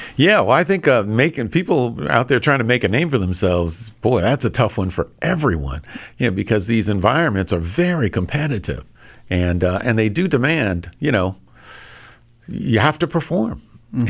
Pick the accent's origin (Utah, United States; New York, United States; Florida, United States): New York, United States; Hempstead; moved away as an adult; also born or lived in New Hampshire / Minnesota; Born and raised. I grew up in Hempstead or West Hempstead, New York